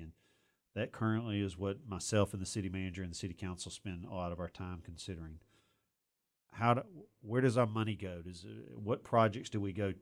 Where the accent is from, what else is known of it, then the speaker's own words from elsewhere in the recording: Auburn, Alabama, United States; when I was growing up in Auburn